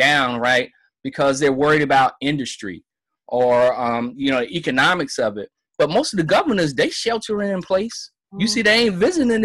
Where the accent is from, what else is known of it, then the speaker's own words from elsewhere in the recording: South Carolina, United States; My home state is South Carolina